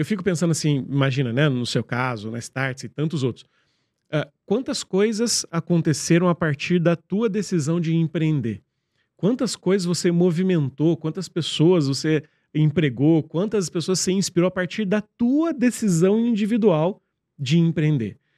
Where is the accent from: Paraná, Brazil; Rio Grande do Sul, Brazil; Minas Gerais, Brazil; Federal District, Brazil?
Minas Gerais, Brazil; interior of; now in São Paulo, Brazil; a gente cresceu lá, lá no interior onde eu, onde eu, onde eu nasci